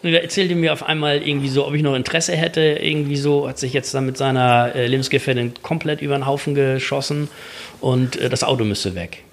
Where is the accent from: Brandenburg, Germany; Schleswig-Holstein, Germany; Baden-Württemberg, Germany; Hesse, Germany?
Schleswig-Holstein, Germany; Kiel; bei uns in Kiel